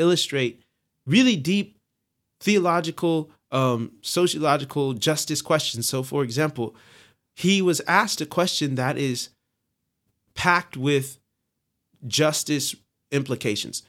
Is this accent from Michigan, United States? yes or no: no; Long Beach, California, United States; I am from Long Beach, California